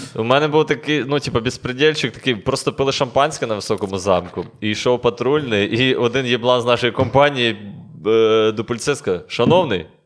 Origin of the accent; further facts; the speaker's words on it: Lviv, Lviv Oblast, Ukraine; ми зі Львова